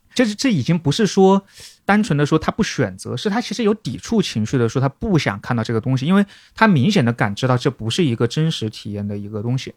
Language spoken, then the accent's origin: Chinese; Wuhan, Hubei, China; 作为武汉人